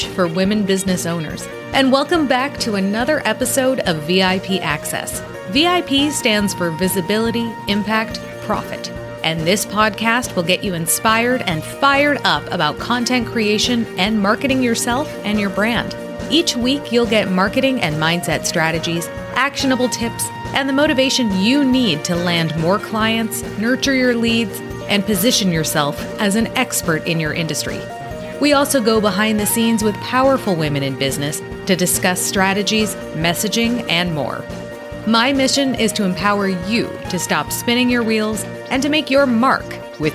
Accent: Canada; I grew up in Canada

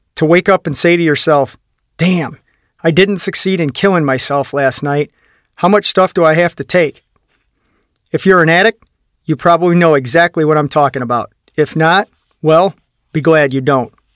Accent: Midwest, United States; also born or lived in Sylvania; I lived in a one-room apartment in my hometown

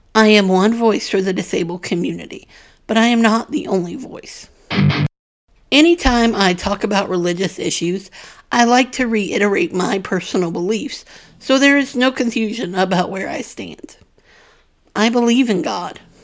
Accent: the Bible Belt, United States; Growing up in the Bible Belt

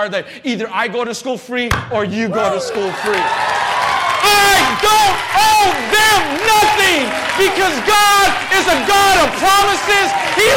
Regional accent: San Jose, California, United States; also born or lived in Oklahoma; I'm born and raised in East San Jose, right here on Story and Galahad, right down the street

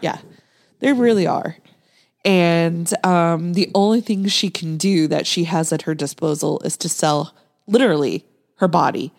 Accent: Nebraska, United States; I grew up in, in Nebraska

